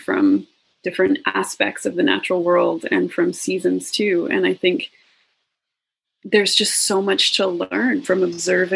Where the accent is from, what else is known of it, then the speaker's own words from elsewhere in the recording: Alberta, Canada; I grew up in Alberta